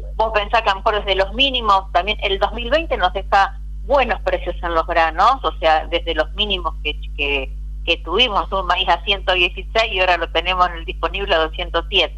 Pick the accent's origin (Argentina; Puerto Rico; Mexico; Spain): Argentina; nací, crecí en Vigán, un pueblo netamente cooperativo